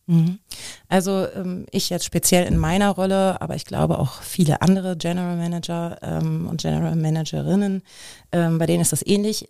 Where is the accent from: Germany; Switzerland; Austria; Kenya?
Germany; Frankfurt, Hesse; moved away as an adult; also born or lived in Munich; now in Cologne, Germany; ich bin eigentlich gebürtige Frankfurterin, bin vor zweieinhalb Jahren äh, knapp nach Köln gekommen